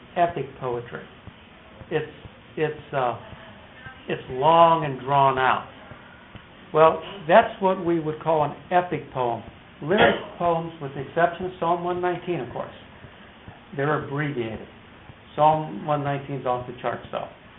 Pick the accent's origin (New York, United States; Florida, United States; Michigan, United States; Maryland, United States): Michigan, United States; Detroit; I was from Motown